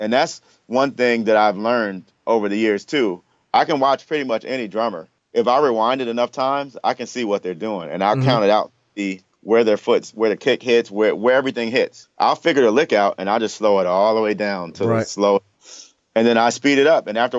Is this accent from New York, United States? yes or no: yes; New York, United States; also born or lived in Washington, D.C.; I'm from New York, so just moving out here. I came here from D.C. I was in college in D.C. and I moved here.